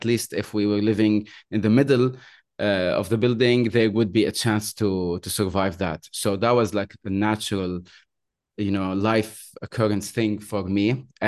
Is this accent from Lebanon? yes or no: yes; Beirut, Beirut Governorate, Lebanon; moved away as an adult; now in Bahrain; So I am I'm Lebanese. I was born in Beirut in 85. I was brought up Christian, Catholic. And obviously, since from 85 until the time I left, which was in 2009, because I left Lebanon, I moved to another country here in the Arab world.